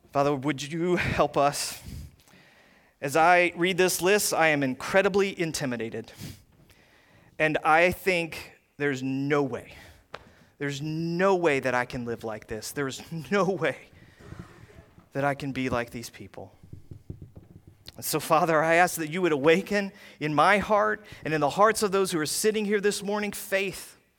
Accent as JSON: {"language": "English", "region": "the South", "country": "United States", "tie": "born or raised there", "moved": "as an adult", "lives_now": "Ohio, United States", "said": "growing up in the South"}